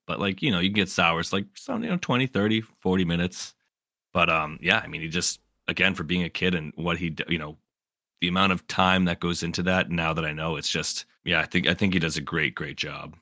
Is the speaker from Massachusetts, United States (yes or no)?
yes; Massachusetts, United States; moved away as an adult; now in North Carolina, United States; I'm from Massachusetts